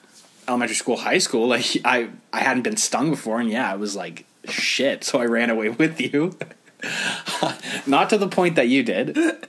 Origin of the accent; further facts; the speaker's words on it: Toronto, Ontario, Canada; I don't tell anybody I'm from TO when I go out anywhere. I'm just like, oh, yeah, Ontario, like, around that area.